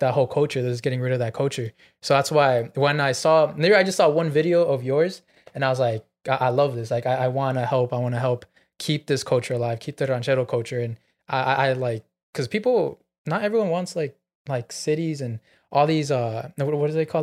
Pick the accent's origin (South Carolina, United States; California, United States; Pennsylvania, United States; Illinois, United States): California, United States; Chino; I was from Chino and I saw, I was in Chino my whole life